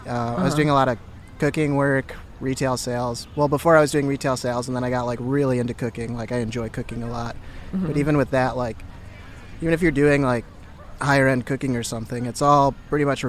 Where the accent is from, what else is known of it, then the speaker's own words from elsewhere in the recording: Milwaukee, Wisconsin, United States; moved away as an adult; also born or lived in Missouri; now in San Diego, United States; I'm originally from Milwaukee, Wisconsin.